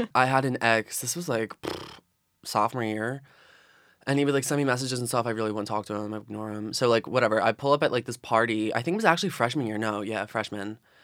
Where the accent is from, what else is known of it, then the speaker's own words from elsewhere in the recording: Philadelphia, Pennsylvania, United States; I'm from South Philadelphia, grew up, born and raised.